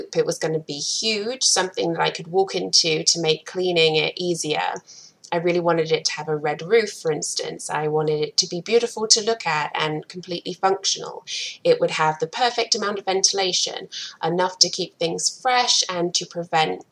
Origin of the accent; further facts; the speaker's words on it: England, United Kingdom; moved away as an adult; also born or lived in Providence, Rhode Island, United States / Atlanta, Georgia, United States; now in Akron, Ohio, United States; I am originally from England and I moved to the US about 11 years ago now